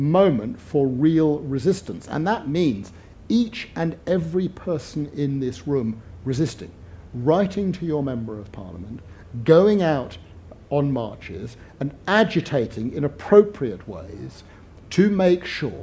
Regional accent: United Kingdom; I'm British

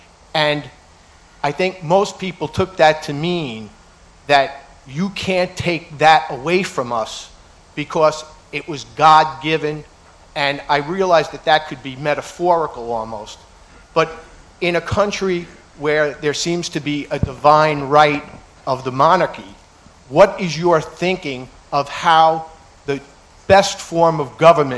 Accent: United States; Being an American

